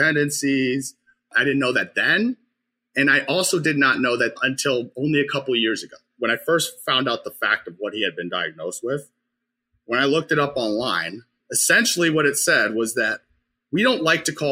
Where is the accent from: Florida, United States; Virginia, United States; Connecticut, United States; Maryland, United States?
Connecticut, United States; Norwalk; I grew up in Norwalk, Connecticut